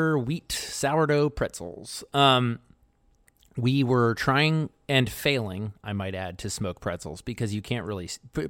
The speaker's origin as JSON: {"language": "English", "town": "Baltimore", "region": "Maryland", "country": "United States", "tie": "born or raised there", "said": "I grew up in Baltimore."}